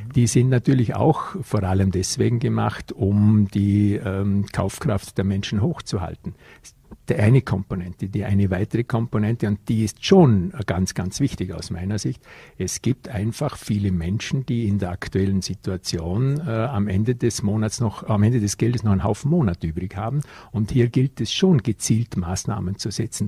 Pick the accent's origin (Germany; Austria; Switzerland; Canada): Austria; Vorarlberg; bei uns im Ländle in Vorarlberg.